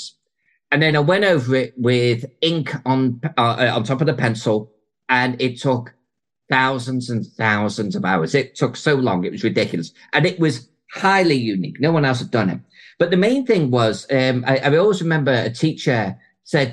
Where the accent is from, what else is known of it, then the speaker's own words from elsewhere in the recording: Chester, North West England, United Kingdom; my hometown of Chester